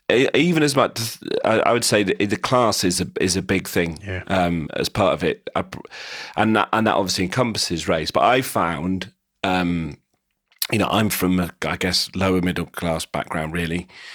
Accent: England, United Kingdom; You know, I'm English. I'm very English. I kind of like England a lot more than most people I know who hate the country. I quite like England.

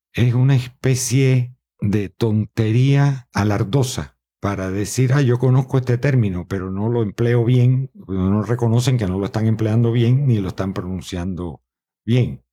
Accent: Matanzas, Cuba; accent: Cuban; now in Miami, United States; mi ciudad, que es San Carlos de Matanzas, que creo que este acento prevalece

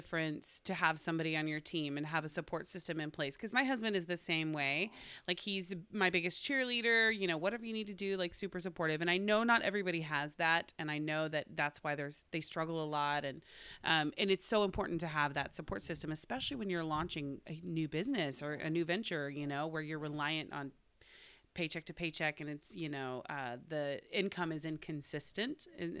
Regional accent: Oklahoma, United States; I'm from Oklahoma.

